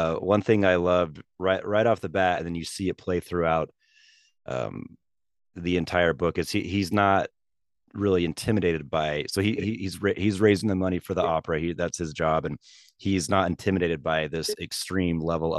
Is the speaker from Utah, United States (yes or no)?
yes; Salt Lake City, Utah, United States; my hometown of Salt Lake City